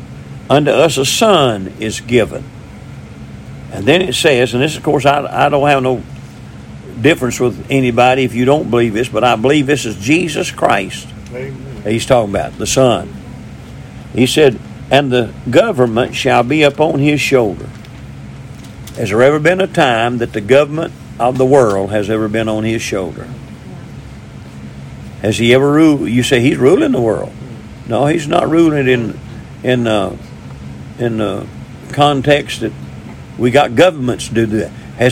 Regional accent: Missouri, United States; I'm from Missouri, I have to be showed, you know.

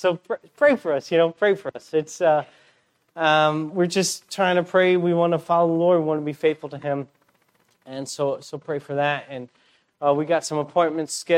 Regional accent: United States; moved away as an adult; now in Peru; we're from the States, but we're just kind of weird missionaries

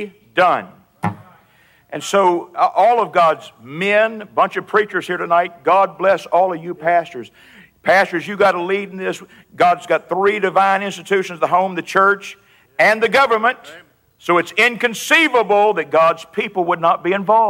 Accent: Virginia, United States; I am from Virginia

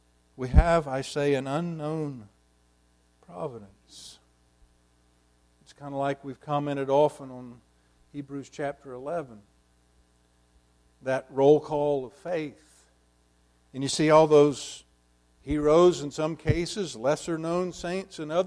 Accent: United States; as a young person, as an American evangelical Christian

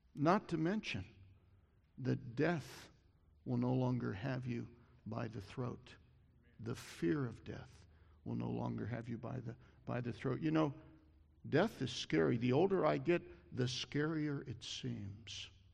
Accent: Columbus, Ohio, United States; I grew up in Columbus. I went to Ohio State

